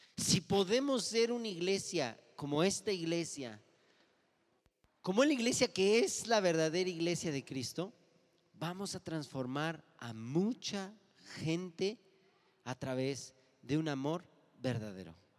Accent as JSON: {"language": "Spanish", "country": "Mexico", "said": "los mexicanos somos carrilleros"}